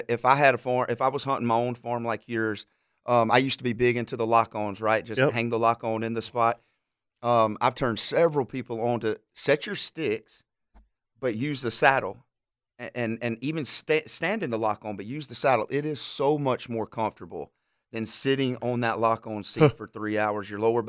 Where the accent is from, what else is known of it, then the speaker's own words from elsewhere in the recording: Alabama, United States; One of the guys I grew up hunting with in Alabama